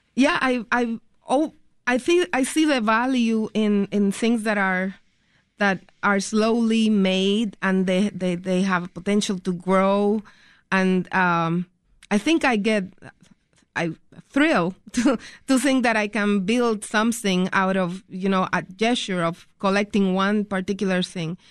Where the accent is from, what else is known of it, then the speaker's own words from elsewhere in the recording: Puerto Rico; moved away as an adult; now in Chicago, United States; growing up in Puerto Rico and then migrating to the United States